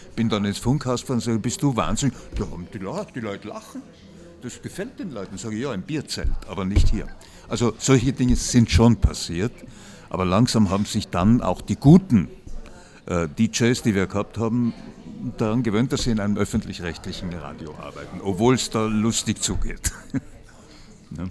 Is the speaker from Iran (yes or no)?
no; Vienna, Austria; wie man bei uns in Wien sagt